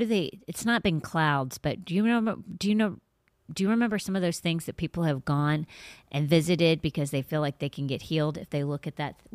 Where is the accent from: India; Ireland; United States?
Ireland; No. And I'm Irish.